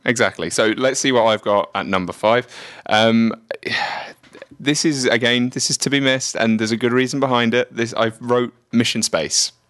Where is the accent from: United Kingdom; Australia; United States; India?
United Kingdom; England; moved away; I grew up in England, in the United Kingdom.